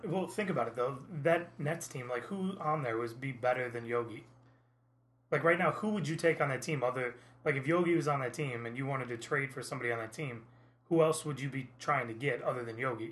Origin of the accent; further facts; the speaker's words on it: Indiana, United States; now in Naples, United States; I grew up in Indiana where IU basketball is much the same way